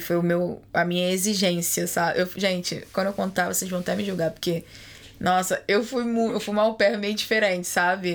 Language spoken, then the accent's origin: Portuguese; Rio de Janeiro, Brazil; moved away; eu sou do Rio de Janeiro